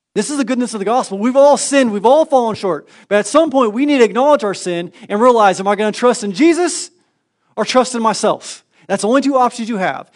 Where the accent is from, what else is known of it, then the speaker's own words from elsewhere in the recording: Northern California, United States; moved away; I grew up in Northern California quite some time